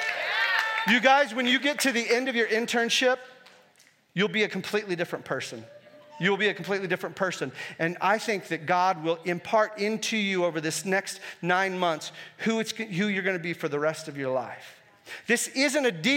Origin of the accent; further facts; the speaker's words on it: United States; I was born here